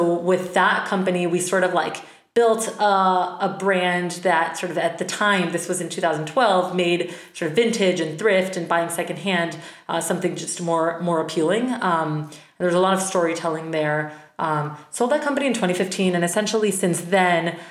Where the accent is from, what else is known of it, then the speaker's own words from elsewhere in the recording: Bogota, Colombia; moved away as an adult; now in United States; I'm originally from Bogota, Colombia, moved to the States for college